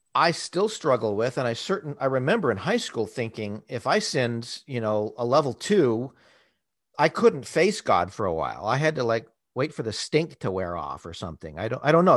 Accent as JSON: {"language": "English", "region": "Southern California", "country": "United States", "tie": "born or raised there", "said": "I grew up in Southern California"}